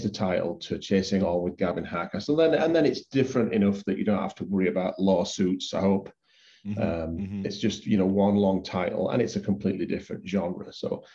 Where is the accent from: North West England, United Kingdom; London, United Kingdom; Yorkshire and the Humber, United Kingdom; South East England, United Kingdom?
Yorkshire and the Humber, United Kingdom; now in Canada; I am English. I am from Yorkshire